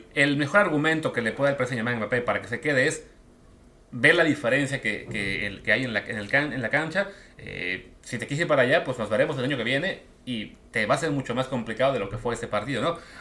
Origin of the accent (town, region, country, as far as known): Mexico